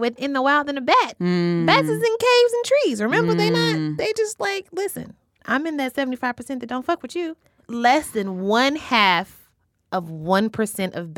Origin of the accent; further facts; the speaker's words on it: Louisville, Kentucky, United States; I also partly identify as a Midwesterner because I'm from Louisville